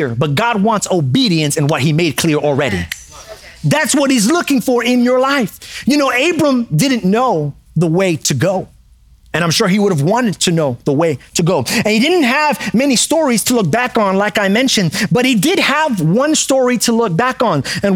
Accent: New York City, New York, United States; I grew up in New York City

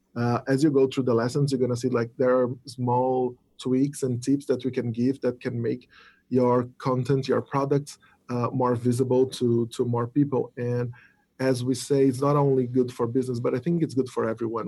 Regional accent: Brazil; I'm from Brazil

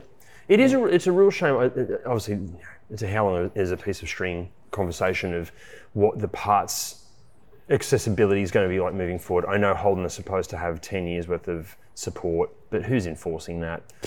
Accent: Australia

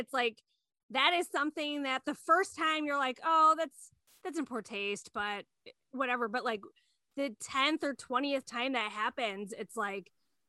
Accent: Streator, Illinois, United States; we're from Streeter, Illinois, which is very not diverse.

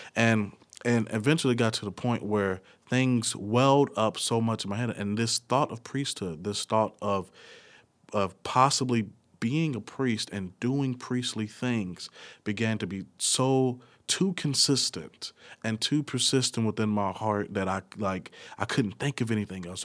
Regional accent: Nashville, Tennessee, United States; from Nashville, uh, Tennessee.

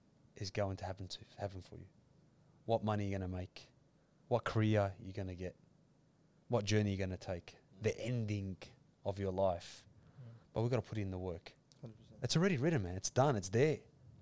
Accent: Australia; we are proud Australian Muslims.

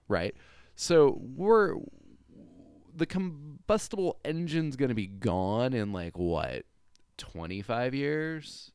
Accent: California, United States; I grew up in California

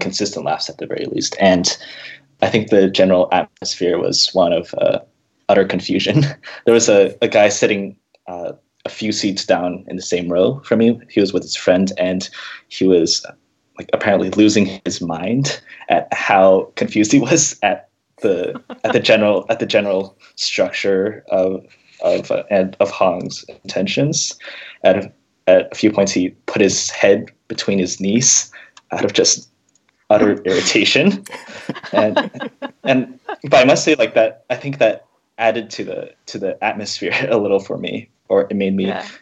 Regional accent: Seattle area, Washington, United States; I grew up around here, and I lived here for five years

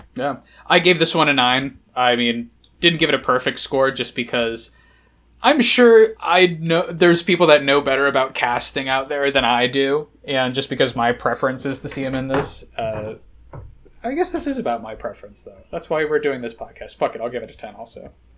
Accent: United Kingdom; I'm British

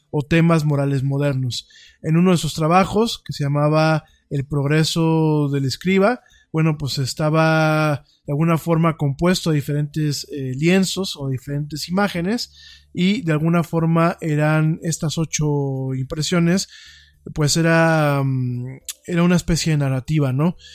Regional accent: Mexico; como el mexicano no estamos tan acostumbrados a fríos de llegar a cero

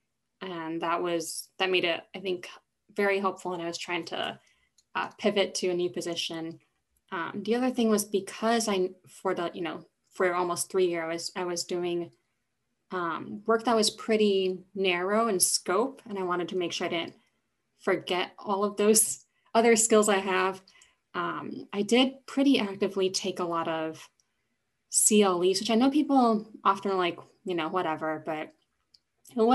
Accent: California, United States; now in Boston, United States; I am originally from California

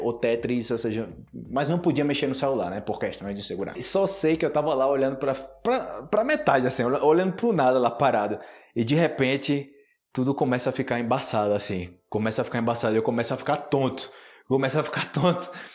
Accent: Brazil

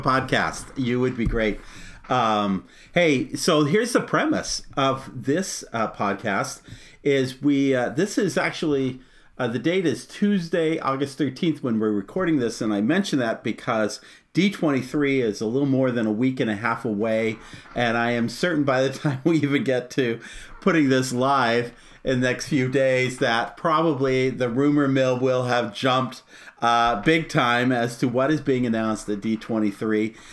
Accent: Arizona, United States; I grew up in Arizona, so Disneyland was the park we go to as a kid

